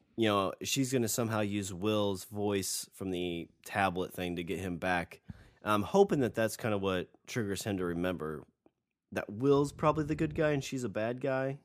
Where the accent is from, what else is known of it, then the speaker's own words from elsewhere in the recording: United States; I'm an American